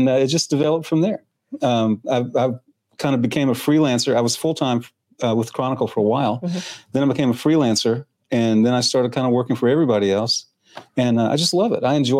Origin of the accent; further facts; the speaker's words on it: Germany; now in Clarksville, United States; I was born in Germany.